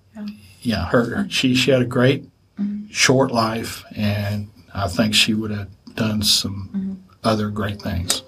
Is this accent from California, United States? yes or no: no; Lexington, Kentucky, United States; I grew up here in Lexington